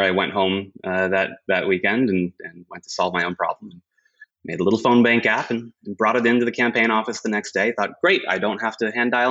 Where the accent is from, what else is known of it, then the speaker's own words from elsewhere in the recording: Williamstown, Massachusetts, United States; My partner and I, who I mentioned before, actually grew up in the same hometown. Went to middle school together in Western Massachusetts, Williamstown, Massachusetts